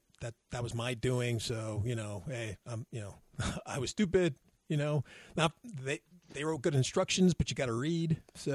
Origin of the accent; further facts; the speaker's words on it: Texas, United States; from the hills of Texas.